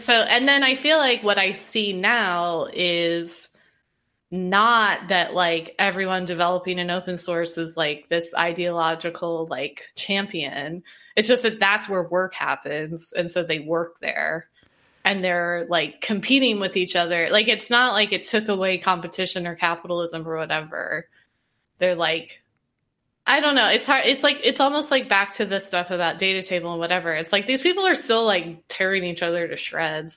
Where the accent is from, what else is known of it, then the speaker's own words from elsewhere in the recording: Indiana, United States; growing up in Indiana